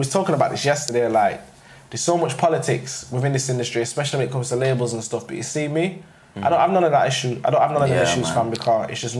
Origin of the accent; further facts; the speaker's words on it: Sheffield, Yorkshire and the Humber, United Kingdom; growing up in Sheffield's not massive, you get me?